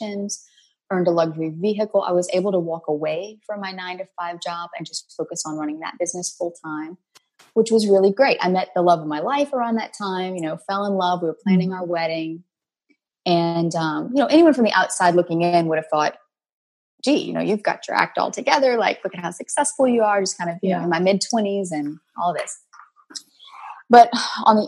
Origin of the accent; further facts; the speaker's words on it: New Orleans, Louisiana, United States; I'm from New Orleans, down here in the hot, sticky South.